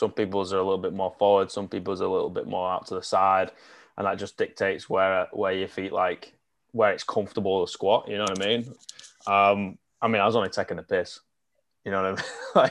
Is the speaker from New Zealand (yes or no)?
no; the Northwest, North West England, United Kingdom; moved away; I'm from the Northwest, which is a massive, like, that's basically where rugby league started.